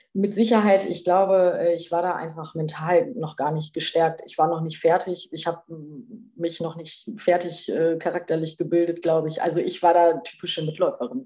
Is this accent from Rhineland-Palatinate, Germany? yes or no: no; Bremen, Germany; moved away; lebe in Bremen wieder in meiner alten Heimat